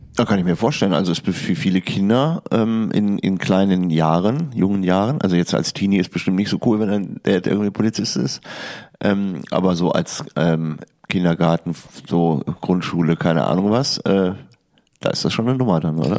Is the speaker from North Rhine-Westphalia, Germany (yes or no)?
yes; Hilden, North Rhine-Westphalia, Germany; Ich bin in Hilden geboren